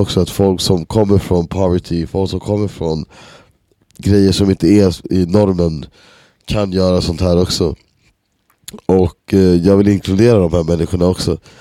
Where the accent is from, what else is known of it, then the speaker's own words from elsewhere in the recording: Stockholm, Stockholm County, Sweden; moved away as an adult; now in Berlin, Germany; jag kommer från Enskededalen liksom i Stockholm och många av mina polare som man är uppväxt med